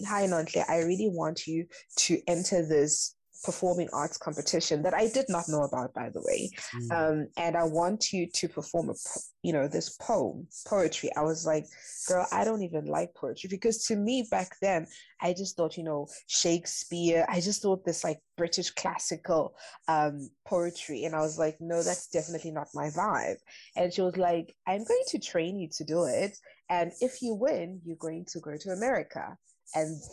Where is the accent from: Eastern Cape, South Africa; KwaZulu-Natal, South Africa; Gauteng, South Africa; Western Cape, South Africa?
KwaZulu-Natal, South Africa; Durban; moved away as an adult; also born or lived in Mahlong, KwaZulu-Natal / New York City; now in Germany; I grew up in Durban